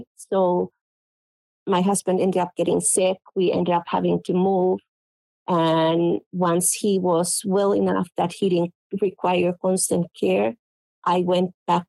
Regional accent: Finland; English is a second language; moved away as an adult; now in United States; growing up in Finland, it's very, very common of going to the forest and picking up blueberries and lingonberries.

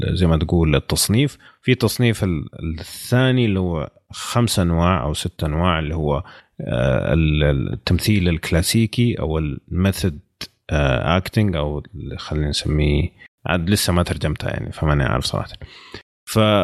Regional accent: Saudi Arabia; عندنا في السعوديه

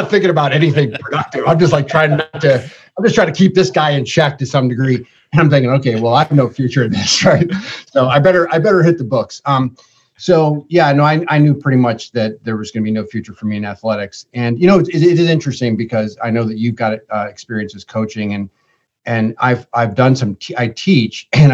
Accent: Ithaca, New York, United States; I grew up in Ithaca, New York, Central New York

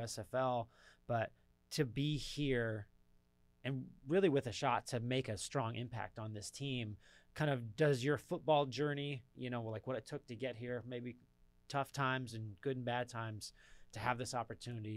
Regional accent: Southern California, United States; now in Atlanta, United States; I'm from Southern California

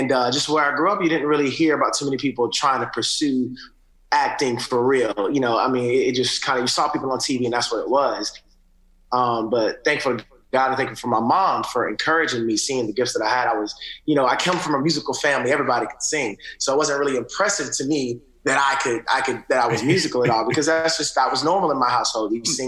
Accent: Atlanta, Georgia, United States; born or raised there; also born or lived in Augusta, United States

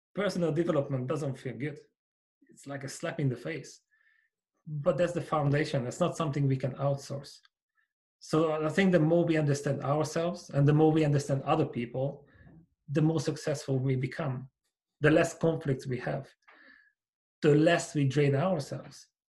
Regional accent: Hungary; moved away as an adult; now in United Kingdom; I grew up in Hungary in a small village, and I came to the UK 16 years ago. I'm still here

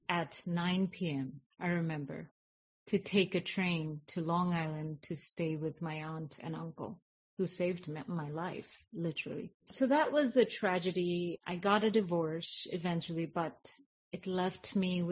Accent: India; moved away; I was raised in India

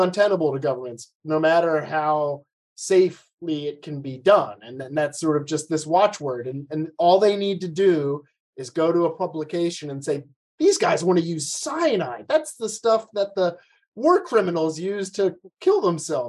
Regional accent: United States; my home country of the United States

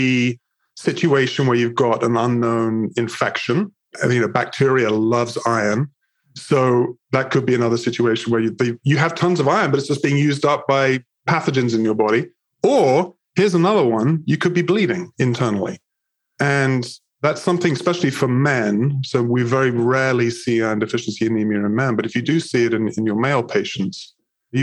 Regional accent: England, United Kingdom; moved away as an adult; now in United States; I'm originally from England, moved to the United States when I was 20

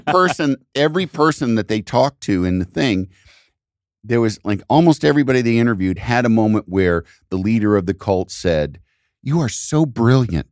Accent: outside of Chicago, Illinois, United States; I grew up outside of Chicago, hearing Chicago T V

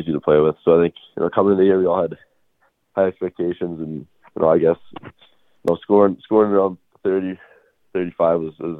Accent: Chicago, Illinois, United States; also born or lived in Quebec, Canada; I was born in Quebec, so I grew up there with my family until third grade, and then I moved to Chicago in third grade, so I was around 9 or 10 years old. I grew up there

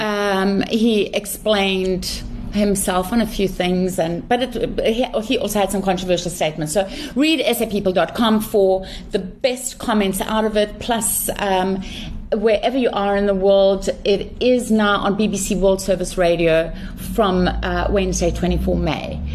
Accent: South Africa; as a South African

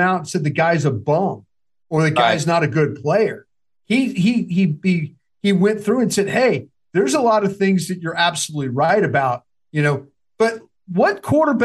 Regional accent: Dallas, Texas, United States; also born or lived in Philadelphia

